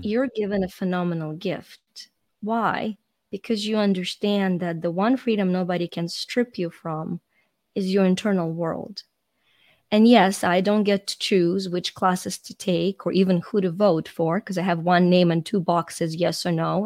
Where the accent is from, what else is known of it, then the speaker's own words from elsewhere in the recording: Ukraine; moved away; I'm Ukrainian, so I was born in Ukraine when it was a part of the Soviet Union.